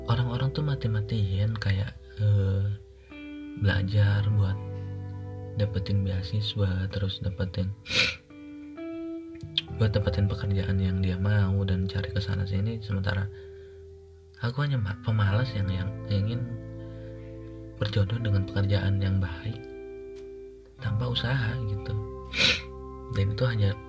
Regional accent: Subang, West Java, Indonesia; aku kuliah di Bandung uh, dan dan itu rantau karena aku aslinya Subang

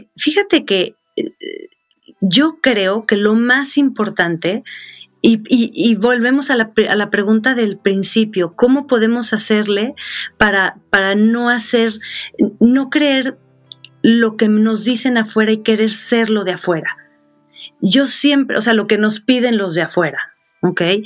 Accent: Sonora, Mexico; moved away; also born or lived in Mexico City; yo soy de Sonora

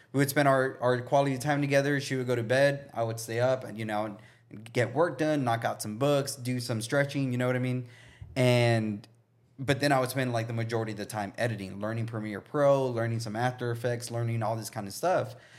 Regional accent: Brownsville, Texas, United States; now in Austin, United States; growing up in Brownsville

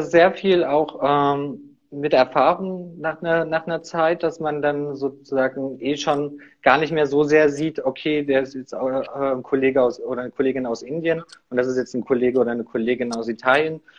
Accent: Saxony, Germany; Nee, ursprünglich komme ich aus der Nähe von Leipzig.

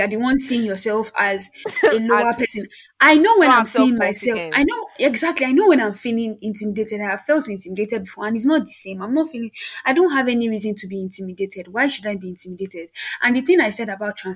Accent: Nigeria; I was born and brought up in Nigeria

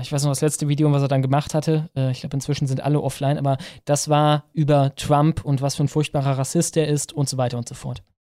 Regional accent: Ruhr area, North Rhine-Westphalia, Germany; moved away; während ich da gelebt habe

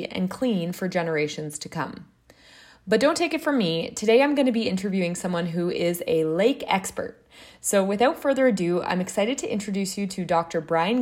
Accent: Ontario, Canada; my fondest memories of growing up in Ontario

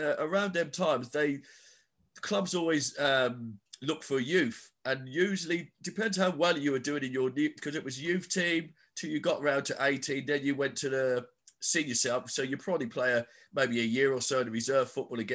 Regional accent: Ipswich, East of England, United Kingdom; also born or lived in Norwich / Newcastle; I'm originally from Ipswich

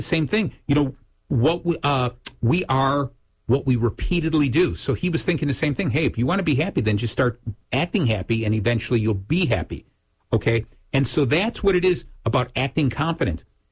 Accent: Lake Zurich, Illinois, United States; in Lake Zurich, my hometown, we do an event

